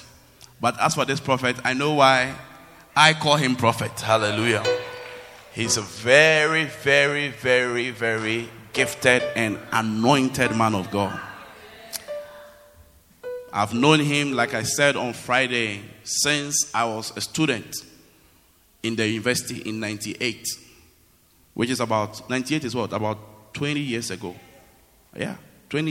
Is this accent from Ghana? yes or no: yes; Accra, Greater Accra, Ghana; moved away as an adult; also born or lived in Kumasi; I was from Accra, but I went to university in Kumasi